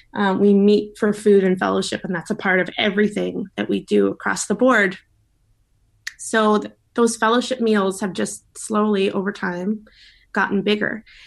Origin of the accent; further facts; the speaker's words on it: Victoria, British Columbia, Canada; I grew up here in Victoria, Victoria girl, born and bred.